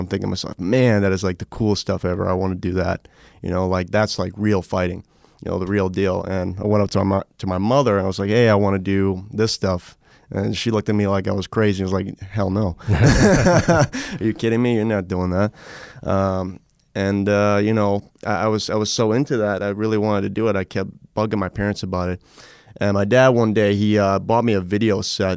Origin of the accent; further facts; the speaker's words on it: New York, United States; moved away; I grew up in New York, uh, for most of my life.